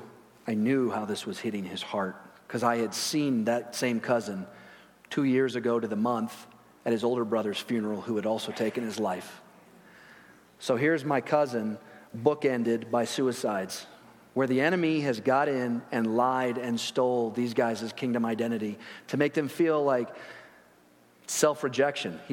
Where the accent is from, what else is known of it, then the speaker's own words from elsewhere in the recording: Chicago, Illinois, United States; I grew up in Chicago, or near there, and went to school by there